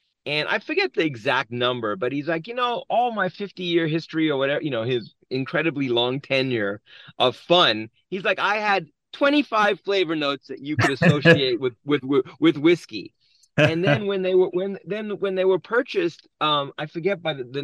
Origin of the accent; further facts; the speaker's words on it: South Africa; moved away; being born and raised in South Africa